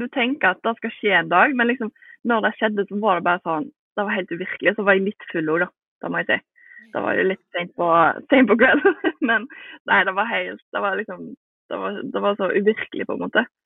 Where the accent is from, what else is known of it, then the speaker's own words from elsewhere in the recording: Bømlo, Vestland, Norway; moved away; Men vi var hjemme på Bømlo, der som jeg er fra